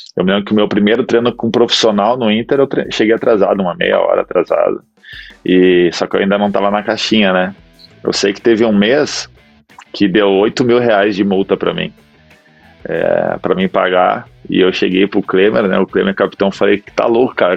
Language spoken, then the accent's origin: Portuguese; Gaúcho, Rio Grande do Sul, Brazil; moved away as an adult; Eu e ela, como somos gaúchos aí